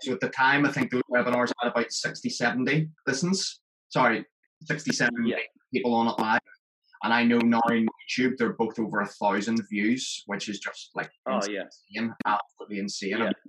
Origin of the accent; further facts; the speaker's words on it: Belfast, Northern Ireland, United Kingdom; I was brought over from Belfast to Leeds